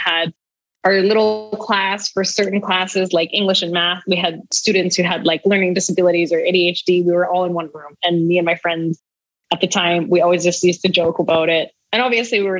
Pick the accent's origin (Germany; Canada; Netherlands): Canada; Calgary, Alberta; moved away as an adult; also born or lived in Vancouver, Canada; now in Mexico; I'm from Calgary, Alberta in Canada, which is super cold right now